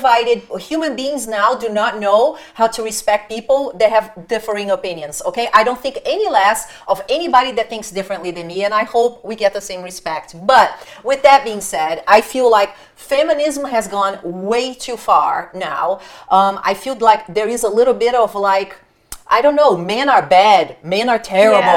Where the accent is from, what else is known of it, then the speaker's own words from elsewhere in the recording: Brazil; moved away; I used to work with people in Brazil, my home country